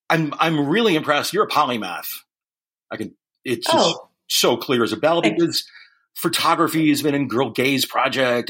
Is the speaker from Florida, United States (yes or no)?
no; San Jose, California, United States; I'm being from San Jose